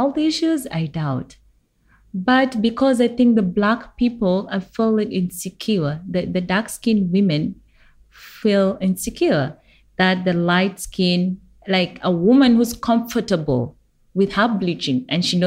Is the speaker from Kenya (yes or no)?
yes; Kenya; now in South Sudan; I grew up in Kenya